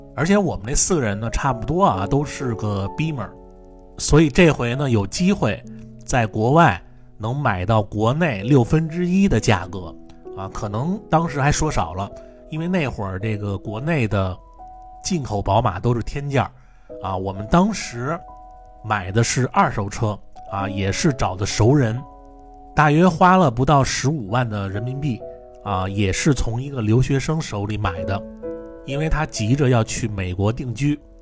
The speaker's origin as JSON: {"language": "Chinese", "region": "Beijing", "country": "China", "also_born_or_lived": "Manchester", "moved": "yes", "said": "我一般我要说我是北京人，他们都不知道北京在哪儿"}